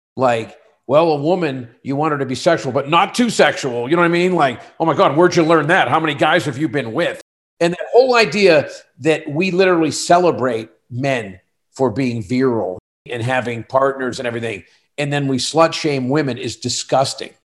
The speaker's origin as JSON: {"language": "English", "region": "Western Pennsylvania", "country": "United States", "tie": "born or raised there", "moved": "as an adult", "said": "I moved away from Western Pennsylvania"}